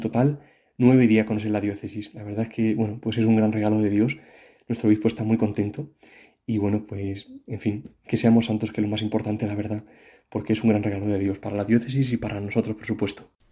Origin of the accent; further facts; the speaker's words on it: Madrid, Community of Madrid, Spain; now in Córdoba, Spain; nací en Madrid, pero mis padres son de un pueblecito de aquí de Córdoba que se llama Fuente Tójar